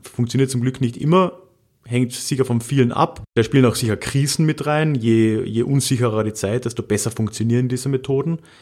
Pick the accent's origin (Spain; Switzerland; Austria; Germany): Austria; Carinthia; ich bin ja in Haider Country aufgewachsen, in Kärnten